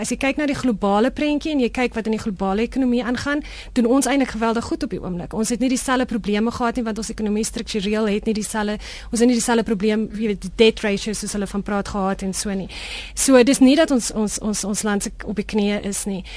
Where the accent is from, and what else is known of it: South Africa; moved away